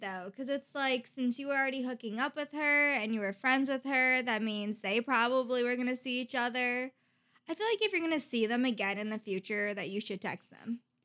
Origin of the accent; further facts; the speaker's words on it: Iowa, United States; from Iowa